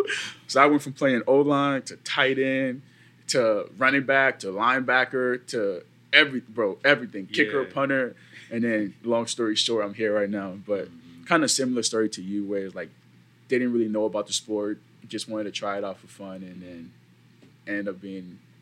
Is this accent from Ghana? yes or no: yes; Ghana; born there; moved away; And I was born in Ghana.